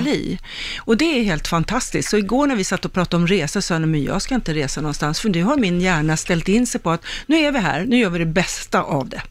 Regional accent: Stockholm, Stockholm County, Sweden; jag är ju en Högdalstjej

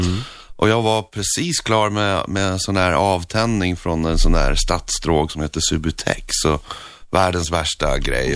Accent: Northern Norway, Norway; Swedish is a second language; moved away; jag växte upp i norra Norge

